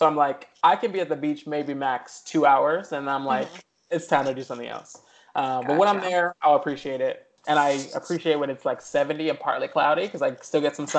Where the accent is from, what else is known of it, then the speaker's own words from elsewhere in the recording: Chicago, Illinois, United States; now in Los Angeles, United States; I'm originally from Chicago. So I was born and raised, on the south side of the city. My family actually still lives there.